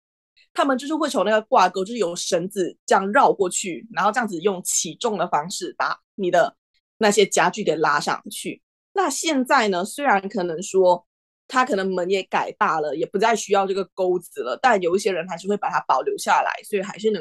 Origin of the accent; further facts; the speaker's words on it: Malaysia; now in Netherlands; 如果我说我是马来西亚人，我就会觉得已经很麻木了吧，就不太会有很深的感触。但是这个门面大小，这确实就是来到荷兰，你也会看到